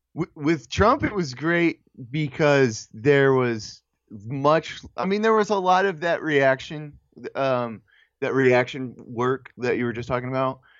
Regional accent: United States; we as a, as American people

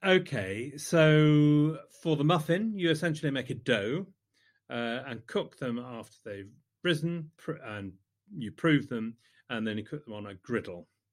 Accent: the Midlands, England, United Kingdom; in the Midlands, we like to think of ourselves as thick and spongy

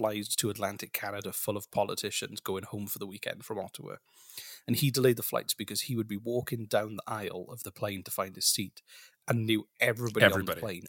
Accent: Wales, United Kingdom; I'm from Wales.

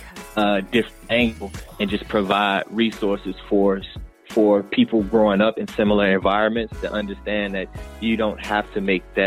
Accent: Newport News, Virginia, United States; moved away as an adult; also born or lived in Raleigh, North Carolina; now in New York, United States; born and raised in Newport News, Virginia, and a fellow graduate, class of 2009 from Shaw University.

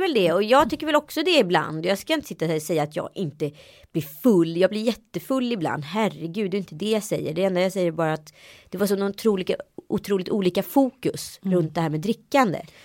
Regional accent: Sweden; moved away; also born or lived in Strömstad / Örebro; jag är ju uppvuxen i Örebro och mm. Strömstad

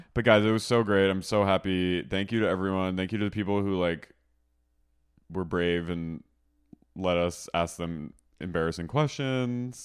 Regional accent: Haddonfield, New Jersey, United States; moved away; my hometown, Haddonfield

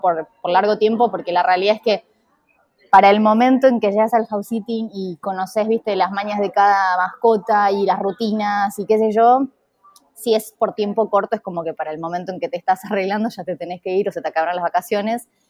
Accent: Junín, Buenos Aires Province, Argentina; moved away; soy de Junín

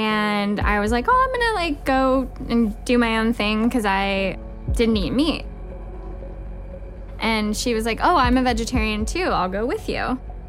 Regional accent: Santa Barbara, California, United States; I'm 26 years old. I'm a nurse, and I'm from Santa Barbara, California.

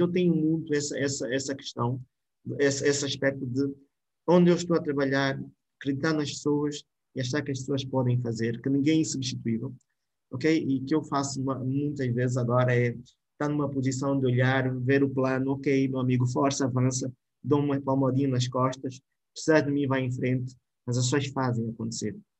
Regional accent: Namibe, Angola; now in Luanda, Angola; eu venho, venho do Namibe

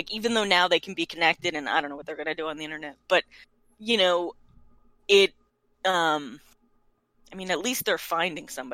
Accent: United States; I'm an American.

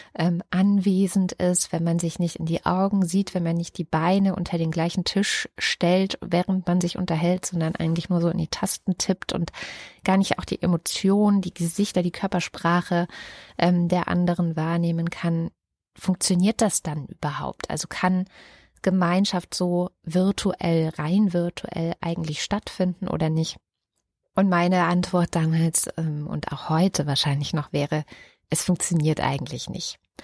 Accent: Baden-Württemberg, Germany; moved away; also born or lived in East Germany (GDR); ich bin auf einem Dorf in Baden-Württemberg groß geworden oder von der ersten bis zur 13. Klasse habe ich auf einem kleinen Dorf in Baden-Württemberg gelebt.

